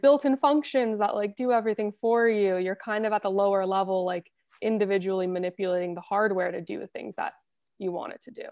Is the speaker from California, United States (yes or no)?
yes; Los Angeles, California, United States; I was born and raised, went to school here, still work here